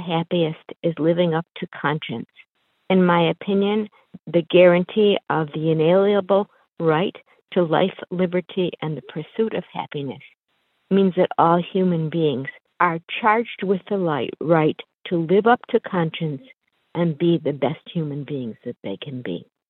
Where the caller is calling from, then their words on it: Atlanta, Georgia, United States; I'm calling from Atlanta